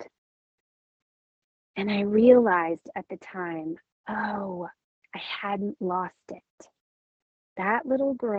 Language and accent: English; California, United States; moved away; also born or lived in Minnesota; my home state of California